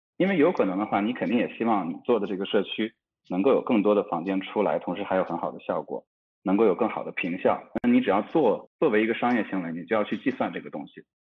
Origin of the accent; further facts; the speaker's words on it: Beijing, China; also born or lived in a village (unnamed), before age six; 我六岁之前是在，呃，乡村长大的。其实乡村的这个，它其实是，也是一个乡土版的一个熟人社会。那每家每户之间都是认识的嘛，那村子也不大，一百来人。然后到了，后来我上学开始，上小学开始就搬到了北京城